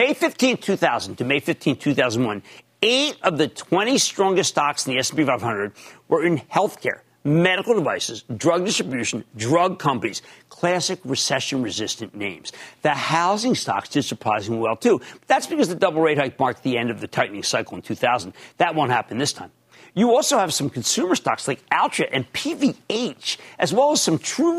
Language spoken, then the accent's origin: English; New Jersey, United States; in my home state of New Jersey